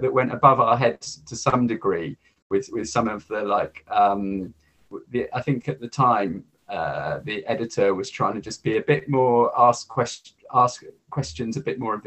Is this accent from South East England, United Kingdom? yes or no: yes; Hampshire, South East England, United Kingdom; I'm a Southampton fan, I'm from Hampshire